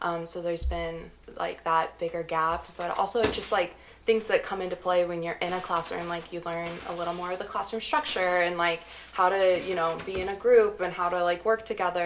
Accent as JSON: {"language": "English", "region": "Missouri", "country": "United States", "moved": "yes", "said": "I'm originally from good old Missouri."}